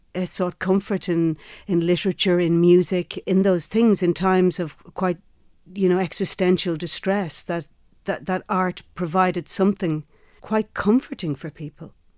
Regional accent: Ireland; where we come from as Irish women

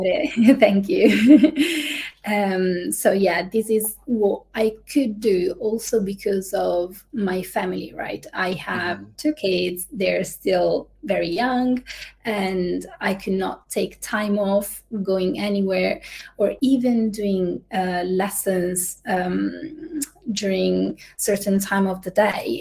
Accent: Italy; moved away as an adult; also born or lived in United Kingdom / Singapore; I'm originally from Italy

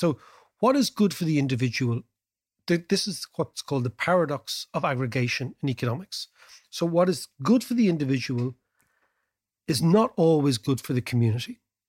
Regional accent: Dublin, Leinster, Ireland; the mayor represents, in Dublin, let's say, because we're from Dublin, 1 million people.

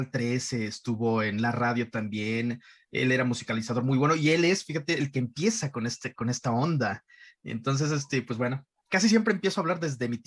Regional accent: Iztapalapa, Mexico City, Mexico; Yo crecí en Iztapalapa, un barrio muy, muy rudo, un barrio muy rasposo, un barrio muy rasposo.

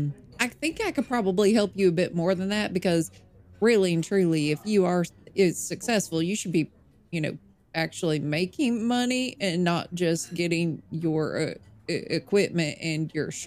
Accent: Nashville, Tennessee, United States; also born or lived in Toronto, Canada; Oh, no. I'm originally from Nashville, Tennessee. For a little bit, I lived in Toronto.

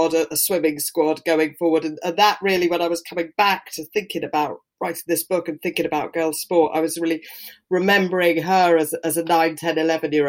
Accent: the Southwest, South West England, United Kingdom; I grew up in the Southwest

